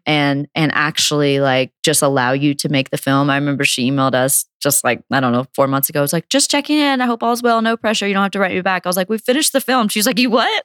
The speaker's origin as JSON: {"language": "English", "town": "Logan", "region": "West Virginia", "country": "United States", "tie": "born or raised there", "said": "growing up in Logan, West Virginia."}